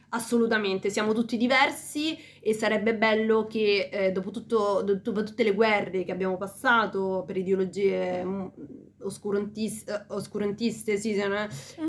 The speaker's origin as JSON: {"language": "Italian", "country": "Peru", "moved": "yes", "lives_now": "Italy", "said": "io vengo dal Perù quindi una terra lontana"}